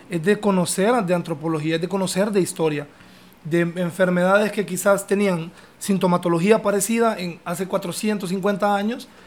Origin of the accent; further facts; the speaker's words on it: Italy; now in Honduras; Yo soy italiano.